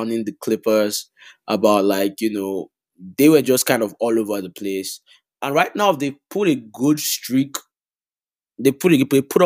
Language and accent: English; Chicago, Illinois, United States; I'm a Chicagoan